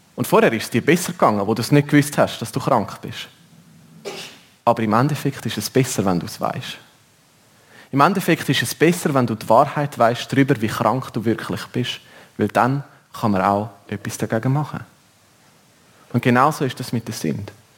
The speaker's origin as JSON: {"language": "German", "country": "Switzerland", "said": "bei uns in der Schweiz"}